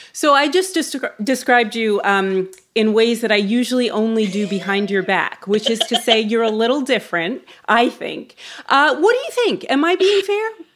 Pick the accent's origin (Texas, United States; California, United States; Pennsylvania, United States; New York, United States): New York, United States; as a New Yorker